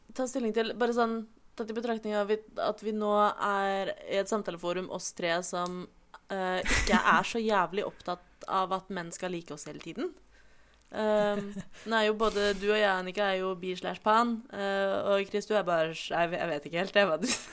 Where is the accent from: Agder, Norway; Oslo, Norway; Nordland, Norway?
Oslo, Norway; jeg er jo fra Oslo